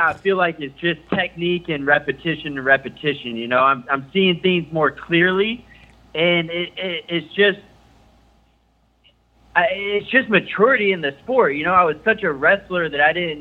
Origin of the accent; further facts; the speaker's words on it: Franklin, Tennessee, United States; I grew up in Tennessee, Franklin